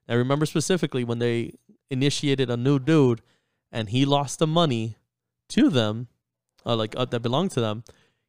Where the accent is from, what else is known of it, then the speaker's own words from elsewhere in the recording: New York, United States; moved away; I grew up in New York